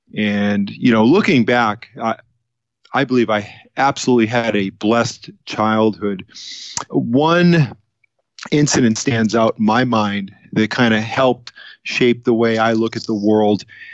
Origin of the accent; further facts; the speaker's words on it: Boston, Massachusetts, United States; now in Southern California, United States; I was born in Boston, Massachusetts. I was actually born in the city and grew up there.